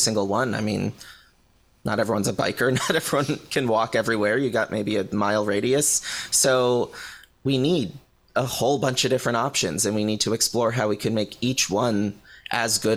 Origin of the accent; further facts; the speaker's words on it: Connecticut, United States; moved away as an adult; also born or lived in Boston; now in California, United States; I grew up in Connecticut, so I was very familiar with New York City, went to college in Boston